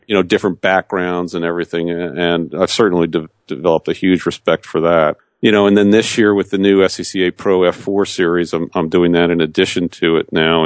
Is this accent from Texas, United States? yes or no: no; New Jersey, United States; I grew up in New Jersey